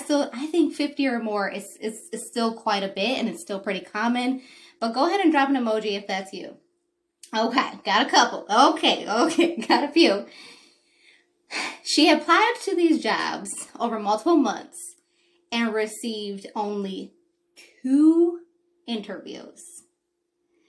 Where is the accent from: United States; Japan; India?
United States; Detroit, Michigan; born and raised in Detroit